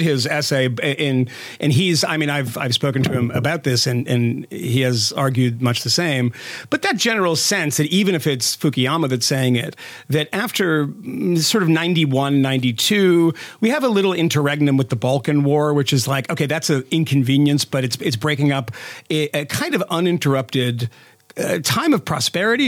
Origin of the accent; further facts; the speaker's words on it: United States; also born or lived in Europe; an American who lived in Europe